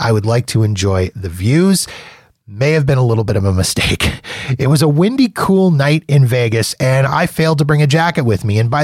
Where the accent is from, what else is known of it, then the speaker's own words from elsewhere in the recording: Canada; when you're a Canadian and you're in the US